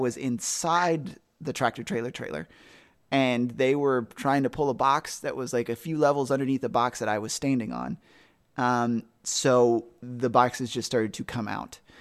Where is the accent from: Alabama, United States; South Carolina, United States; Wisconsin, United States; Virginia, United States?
South Carolina, United States; now in Ohio, United States; I'm from South Carolina